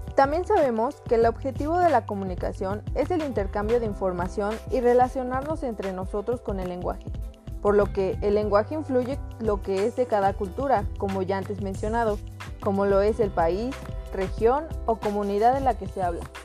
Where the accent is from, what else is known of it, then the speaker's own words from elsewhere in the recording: Mexico; más en el caso de nosotros como mexicanos